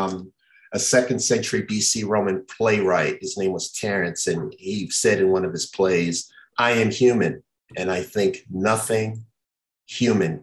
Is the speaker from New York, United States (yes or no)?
no; Chicago, Illinois, United States; also born or lived in Memphis, Tennessee; It's the roots that I come from in Memphis, Tennessee, though I was born and raised in Chicago.